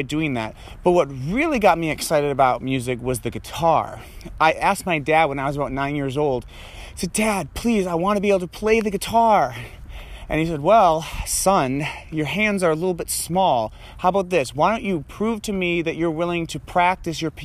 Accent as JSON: {"language": "English", "town": "Troy", "region": "Michigan", "country": "United States", "tie": "born or raised there", "also_born_or_lived": "Ann Arbor, Michigan", "said": "I grew up in Troy, not far from where I'm walking right now"}